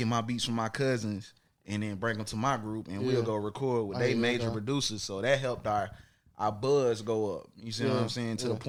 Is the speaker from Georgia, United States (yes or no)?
yes; Atlanta, Georgia, United States; also born or lived in South Carolina; I was born in Atlanta, you know, 1990. I'm a 90s baby. Georgia Baptist Hospital. Went to South Carolina for a few years. Came back to Atlanta right after doing Apollo at 7 years old.